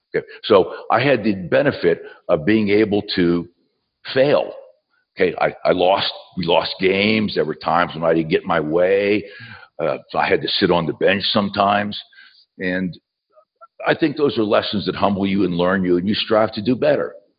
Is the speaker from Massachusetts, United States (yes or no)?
no; southwestern Pennsylvania, United States; moved away as an adult; also born or lived in West Virginia; now in Knoxville, United States; I was born in West Virginia, uh, raised in southwestern Pennsylvania.